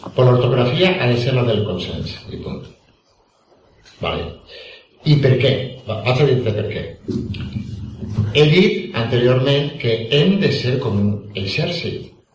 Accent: Valencian Community, Spain; accent: Valencian; first language Valencian; la meva llengua valenciana

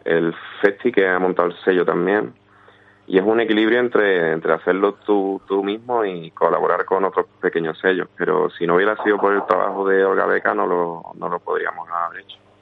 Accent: Villanueva del Río y Minas, Andalusia, Spain; also born or lived in Seville; infancia en mi pueblo, Villanueva del Río de Mina

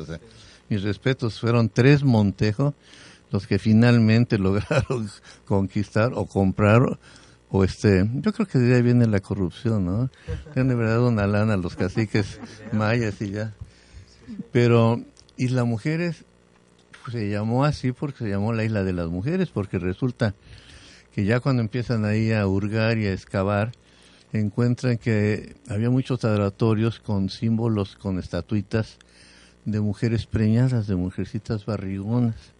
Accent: Jalisco, Mexico; now in Cancún, Mexico; En mi tierra, en Jalisco

